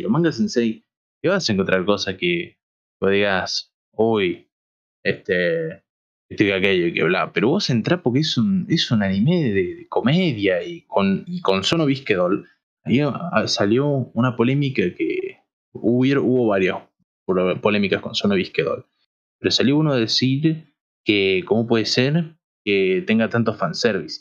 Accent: Argentina; siendo argentinos

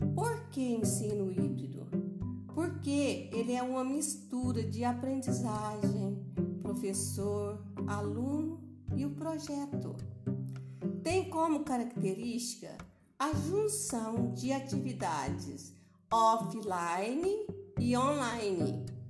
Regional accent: Boa Esperança, Minas Gerais, Brazil; Sou de Boa Esperança, sul de Minas Gerais.

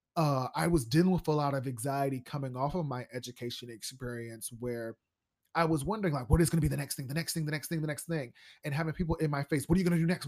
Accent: Columbus, Ohio, United States; born or raised there

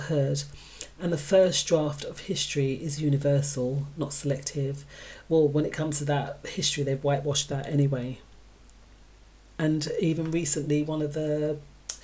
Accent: United Kingdom; We're defined as British, but UK, because we're born here.

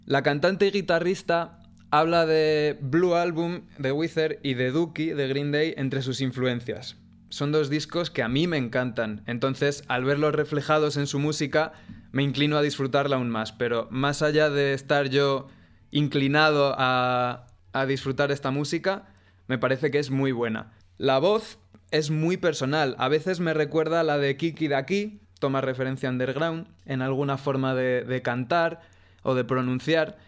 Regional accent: Ávila, Castile and León, Spain; soy de Ávila

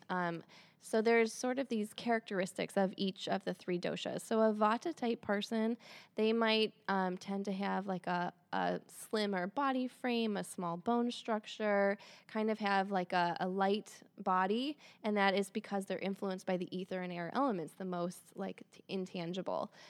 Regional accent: Michigan, United States; moved away as an adult; also born or lived in Santa Fe, New Mexico / East Lansing, Michigan; I'm from Michigan. I live in Michigan again

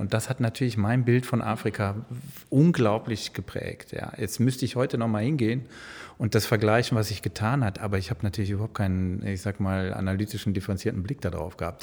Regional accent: Sankt Augustin, North Rhine-Westphalia, Germany; moved away; ich bin in der Nähe von Bonn groß geworden, in St. Augustin

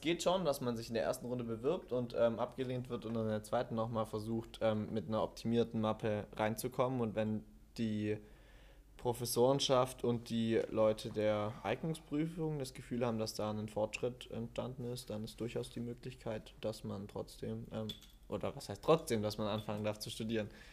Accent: Stuttgart, Baden-Württemberg, Germany; moved away as an adult; now in Wuppertal, Germany; Ich komme ursprünglich aus Stuttgart, relativ weit weg von Wuppertal

